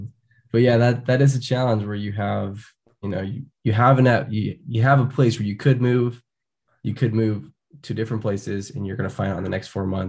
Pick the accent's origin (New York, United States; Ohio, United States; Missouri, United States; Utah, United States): Utah, United States; I'm from Utah. I grew up here and did all the outdoor stuff